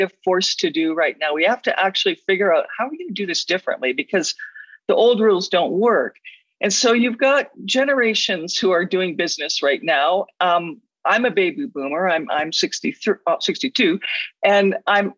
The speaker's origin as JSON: {"language": "English", "region": "Alberta", "country": "Canada", "said": "I come from Alberta where there are lots of dinosaur"}